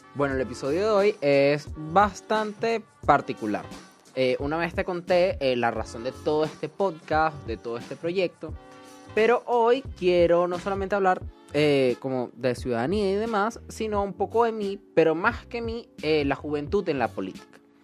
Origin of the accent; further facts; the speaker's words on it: Venezuela; estábamos tan unidos como venezolanos